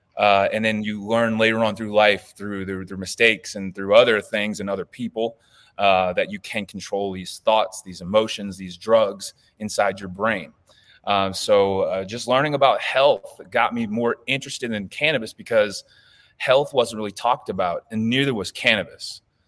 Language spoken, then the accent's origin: English; the South, United States; You know, I'm from the South, dude. You don't touch drugs.